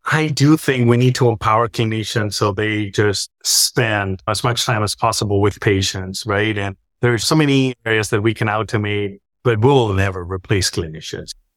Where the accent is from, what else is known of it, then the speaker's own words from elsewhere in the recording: Spain; moved away as an adult; also born or lived in Switzerland; I'm from Spain.